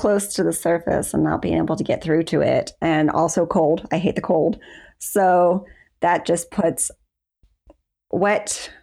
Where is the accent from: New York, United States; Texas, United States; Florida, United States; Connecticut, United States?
Florida, United States; I was born and raised in Florida